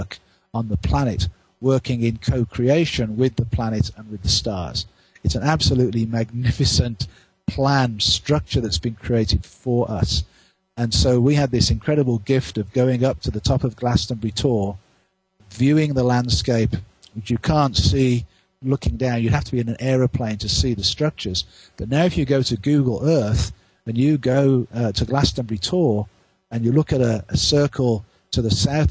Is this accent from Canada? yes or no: yes; Victoria, British Columbia, Canada; in my hometown of Victoria